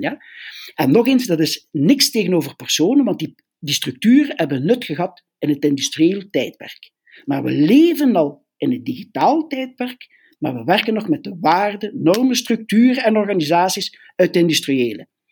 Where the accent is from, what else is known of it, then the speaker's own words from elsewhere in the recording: Belgium; we zijn Belgen